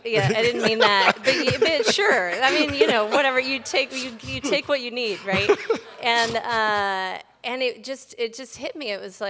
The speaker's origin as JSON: {"language": "English", "town": "Washington", "region": "District of Columbia", "country": "United States", "tie": "born or raised there", "said": "Yeah, D.C. proper."}